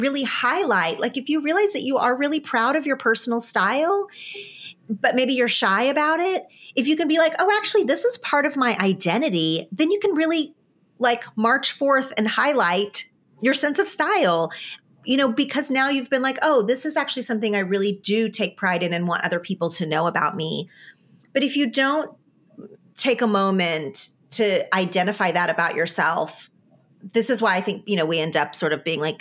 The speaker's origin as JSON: {"language": "English", "region": "Oklahoma", "country": "United States", "tie": "born or raised there", "moved": "yes", "lives_now": "California, United States", "said": "I am from Oklahoma and I choose to live in California"}